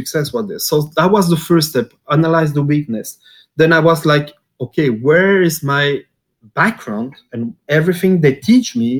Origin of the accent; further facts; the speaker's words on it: Belgium; moved away as an adult; also born or lived in Japan / Dubai / Ukraine; originally I'm from Belgium